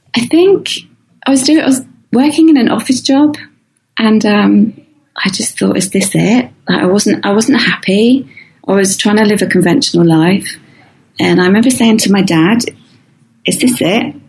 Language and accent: English; near the Isle of Wight, South East England, United Kingdom; moved away as an adult; I used to live opposite the Isle of Wight, which is this um, island it's half an hour away from my hometown